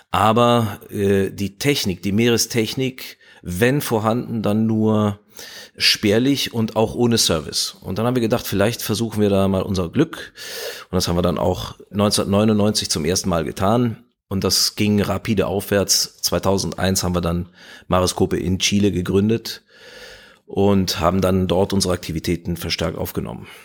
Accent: Spain; also born or lived in France / Italy; ich bin äh, in, in Spanien und äh, Frankreich aufgewachsen und in Italien, also ich war auch der Sprache schon mächtig.

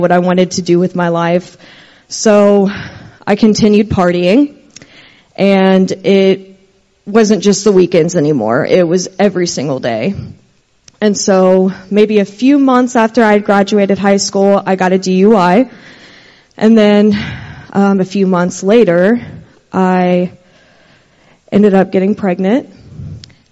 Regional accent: Versailles, Kentucky, United States; I'm from Versailles, Kentucky

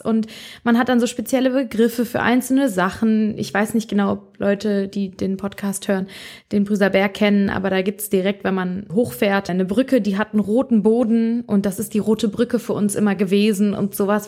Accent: Bonn, North Rhine-Westphalia, Germany; also born or lived in Mainz; ich bin ursprünglich, komme ich aus Bonn. Ich bin mein, also ich bin hier aufgewachsen, bin hier zur Schule gegangen

